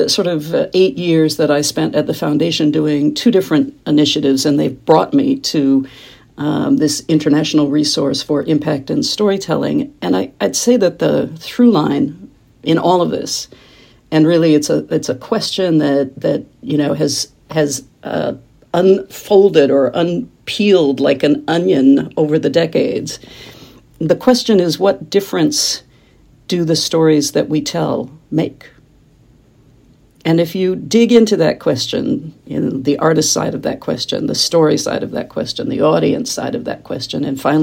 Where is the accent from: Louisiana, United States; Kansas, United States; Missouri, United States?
Kansas, United States; moved away as an adult; I grew up in Kansas, which is in the middle of the country, smack dab in the middle of the U.S., and went east as soon as it was legal